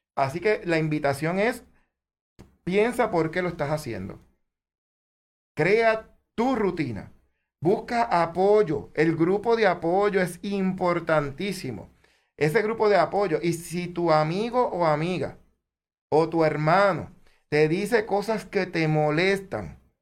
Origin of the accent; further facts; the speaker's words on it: Puerto Rico; como buen puertorriqueño